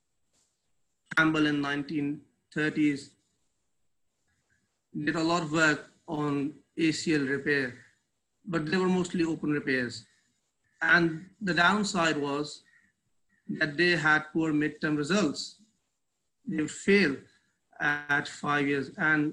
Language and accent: English; Pakistan; now in Karachi, Pakistan; I am basically from Pakistan.